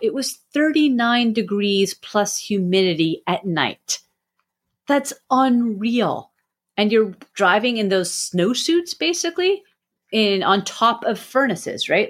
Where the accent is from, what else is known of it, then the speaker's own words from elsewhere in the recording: Canada; I'm Canadian